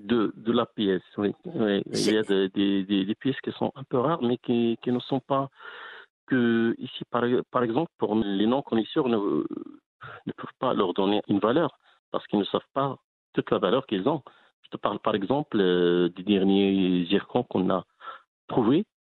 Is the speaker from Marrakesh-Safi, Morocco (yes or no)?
no; Aouli, Drâa-Tafilalet, Morocco; also born or lived in Midelt; now in Mibladen, Morocco; Je suis né à Aouli, c'est une ex-mine de 26 km de, de Midelt.